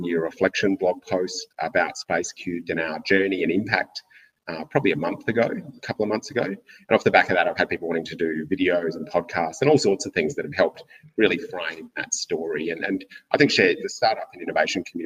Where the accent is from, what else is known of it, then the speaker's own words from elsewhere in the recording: Derby, Western Australia, Australia; I was born in Derby